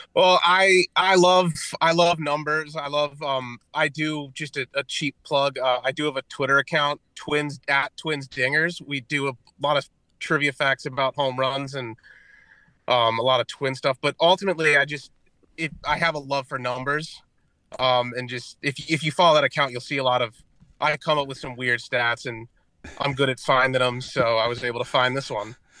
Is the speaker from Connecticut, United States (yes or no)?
yes; Connecticut, United States; I'm from Connecticut